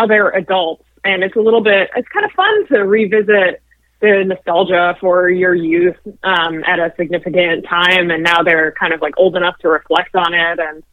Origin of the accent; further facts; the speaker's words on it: Chicago suburbs, Illinois, United States; now in Chicago, United States; I grew up in the Chicago suburbs